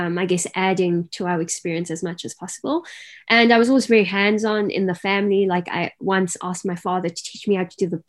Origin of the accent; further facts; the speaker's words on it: Cape Town, Western Cape, South Africa; also born or lived in Garden Route; So growing up, I grew up in Cape Town City. But by the age of 10, my family decided that a change is due.